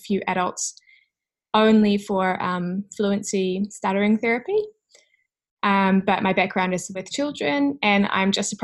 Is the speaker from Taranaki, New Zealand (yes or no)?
yes; New Plymouth, Taranaki, New Zealand; also born or lived in Auckland; So I'm from New Zealand and I came from a small town called New Plymouth. So I had to leave my hometown to study